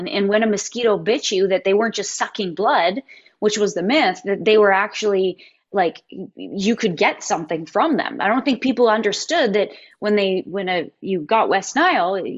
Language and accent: English; Canada; I loved growing up in Canada